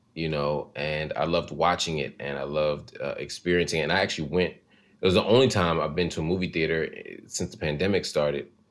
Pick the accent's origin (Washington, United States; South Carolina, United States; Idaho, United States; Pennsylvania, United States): Pennsylvania, United States; Philadelphia; growing up in Philly